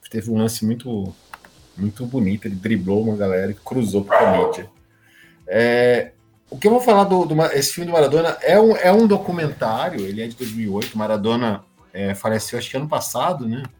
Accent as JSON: {"language": "Portuguese", "country": "Brazil", "said": "nós brasileiros"}